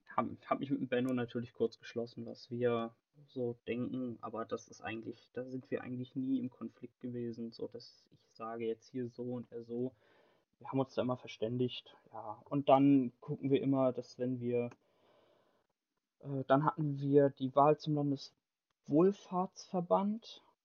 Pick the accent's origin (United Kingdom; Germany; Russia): Germany; Bad Schwalbach, Hesse; ich komme aus Bad Schwalbach